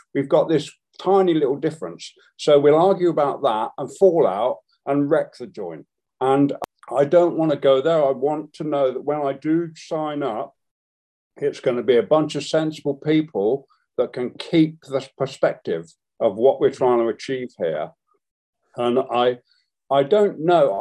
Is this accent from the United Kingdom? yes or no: yes; England, United Kingdom; When people said, Where are you from? I would proudly say I was from England.